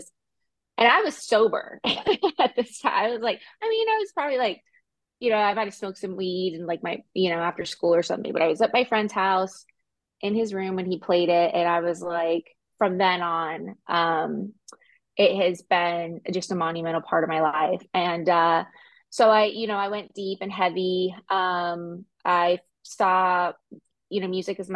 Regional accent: Southern California, United States; also born or lived in Denver, United States; now in Gulf Shores, United States; I'm originally from Southern California, and I lived in Northern California for 10 years.

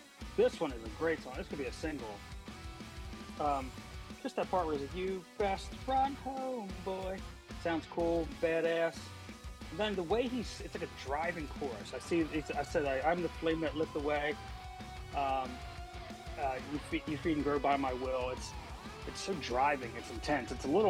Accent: South Australia, Australia; We're doing South Australia. I'm from Southern Australia.

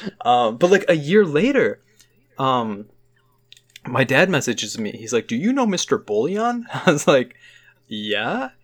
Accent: Chicago suburbs, Illinois, United States; I'm from the suburbs

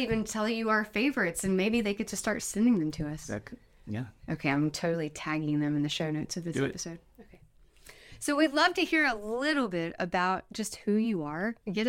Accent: High Point, North Carolina, United States; I grew up in High Point, North Carolina, which is right beside what's Salem, North Carolina

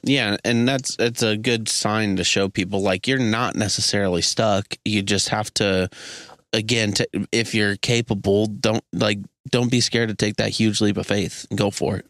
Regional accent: Missouri, United States; being from Missouri specifically it's not like we're from Hollywood or Chicago

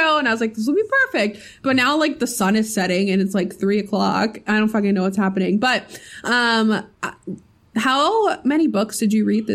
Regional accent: Pittsburgh, Pennsylvania, United States; moved away; we are from Pittsburgh. The majority of our family lives in Pittsburgh still.

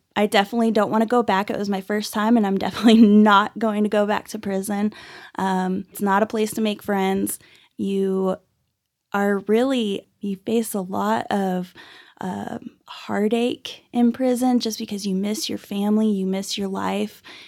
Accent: Dallas-Fort Worth area, Texas, United States; also born or lived in Irving, Texas; now in Amarillo, United States; So I was actually born and raised in, uh, Dallas-Fort Worth area. I was born in Irving and grew up all over the Metroplex

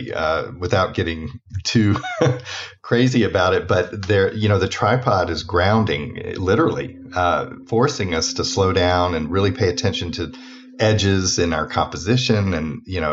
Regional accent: Atlanta, Georgia, United States; I'm from Atlanta originally, trying to lose the accent, not doing a very good job

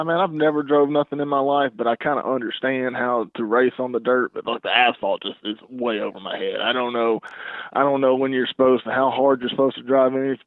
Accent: Alabama, United States; moved away as an adult; I'm originally from Alabama. That's where I grew up

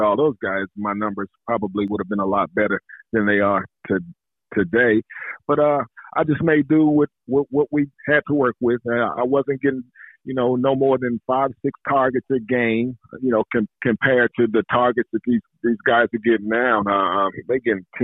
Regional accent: Indianapolis, Indiana, United States; growing up in Indianapolis, Indiana.

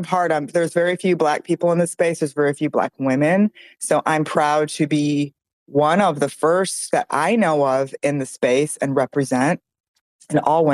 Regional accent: Michigan, United States; growing up in Michigan

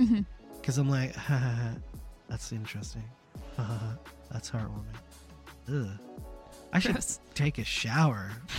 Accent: Germany; born there; I was born in Germany, though, so it might be very strange.

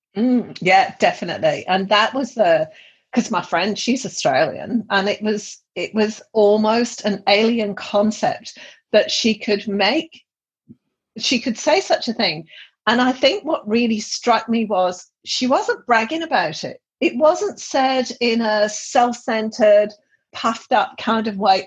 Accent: England, United Kingdom; I'm from England

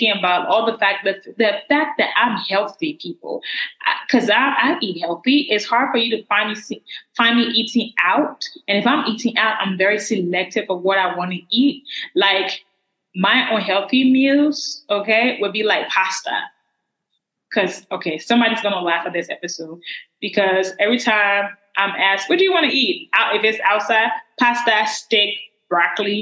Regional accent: Liberia; accent: Liberian; that's my Liberian. That's my Liberian accent right there

